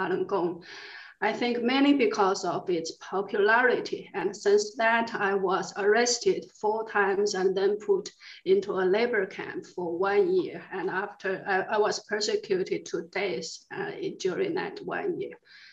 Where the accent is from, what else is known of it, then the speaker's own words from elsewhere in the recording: China; moved away; also born or lived in Beijing; I come from China. I actually was born in the year when the Cultural Revolution started. So I grew up during the Cultural Revolution in China